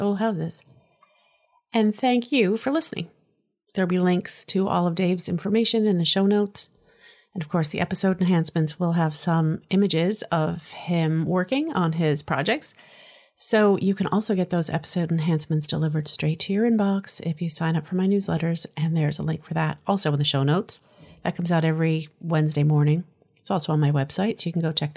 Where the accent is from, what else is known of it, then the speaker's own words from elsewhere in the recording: Massachusetts, United States; I'm from Massachusetts